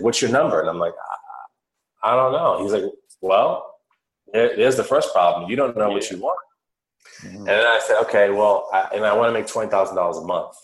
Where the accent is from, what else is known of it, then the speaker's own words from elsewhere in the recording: Worcester, Massachusetts, United States; I grew up on the East Coast of the United States of America, and I was in a city called Worcester, in the state of Massachusetts